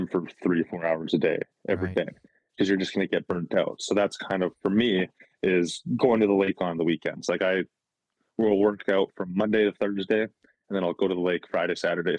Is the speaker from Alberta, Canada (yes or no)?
yes; Calgary, Alberta, Canada; Yeah. So like growing up, obviously just being from the city